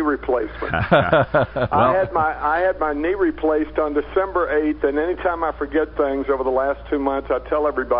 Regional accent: Memphis, Tennessee, United States; Growing up in Memphis, of course, the blues

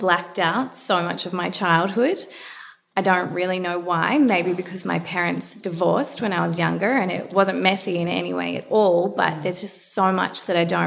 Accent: Melbourne, Victoria, Australia; I grew up in Melbourne, went to a semi-private girls' school

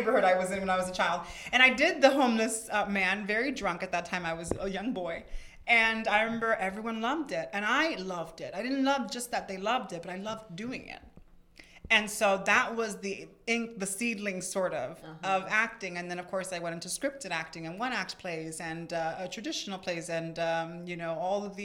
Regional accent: Miami, Florida, United States; I was born and raised here in Miami.

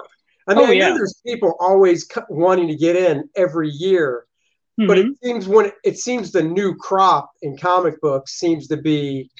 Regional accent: Maryland, United States; I grew up in Maryland, so it was only 4 hours away

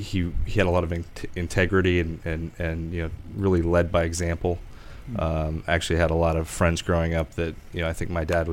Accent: York, Maine, United States; moved away; Grew up in a small town in New England, York, Maine.

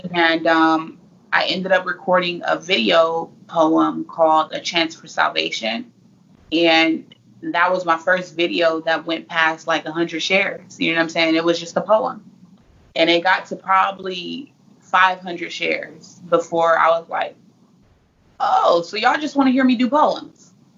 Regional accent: Fresno, California, United States; now in Phoenix, United States; I'm originally from Fresno, California

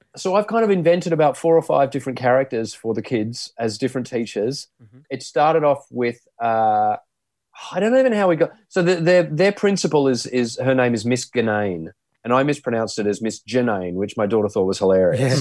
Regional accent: Sydney, New South Wales, Australia; I grew up in the in the Sutherland Shire, a place called Loftus in Sydney

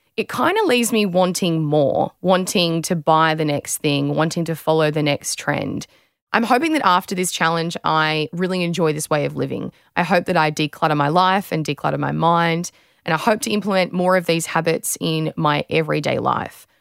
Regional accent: Australia

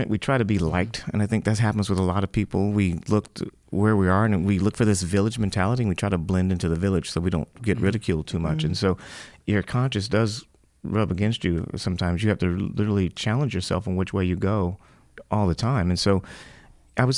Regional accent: Los Angeles, California, United States; I grew up here in Hollywood

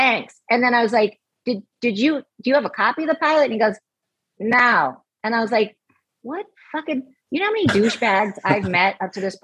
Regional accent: Los Angeles, California, United States; I grew up in the West Valley

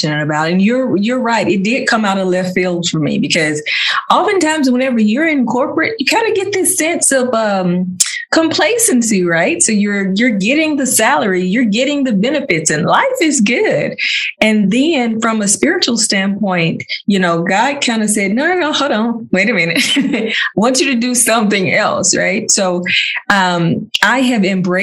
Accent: United States; I'm an American down here in this country

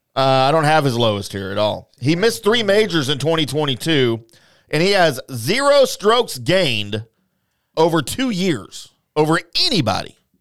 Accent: Louisiana, United States; now in Dallas, United States; I'm from Louisiana

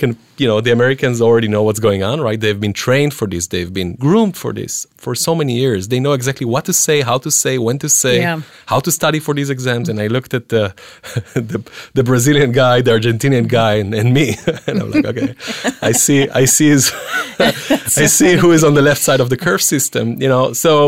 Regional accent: Israel; moved away as an adult; I came from Israel, you know

